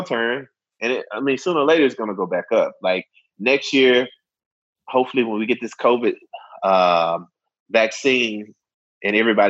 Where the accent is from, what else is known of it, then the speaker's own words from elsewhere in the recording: Memphis, Tennessee, United States; I'm from Memphis.